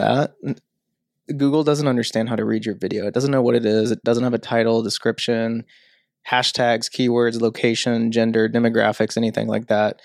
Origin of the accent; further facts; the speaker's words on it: St. Louis area, Illinois, United States; moved away as an adult; also born or lived in Sydney, Australia; I grew up in Saint Louis, um, area. I say that 'cause nobody ever knows where Millstot, Illinois is